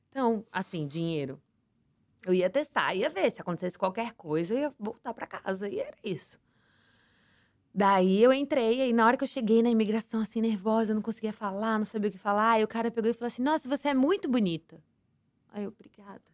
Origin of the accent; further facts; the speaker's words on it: Santos, São Paulo, Brazil; moved away as an adult; now in United States; eu cresci no Morro do Pacheco, morei nessa comunidade até os meus 22 anos de idade